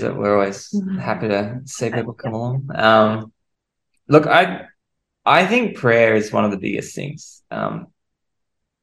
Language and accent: English; Jervis Bay, Jervis Bay Territory, Australia; moved away as an adult; also born or lived in Sydney; now in Darwin, Australia; I grew up in Jervis Bay, which is a great place to grow up. Grew up on the beach.